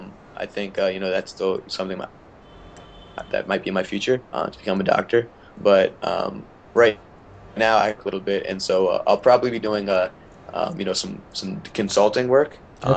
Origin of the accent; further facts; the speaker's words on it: India; now in United States; I wanted to represent my home country, and playing the sport that I love. But I guess with the rules, because being an American citizen, I wouldn't be able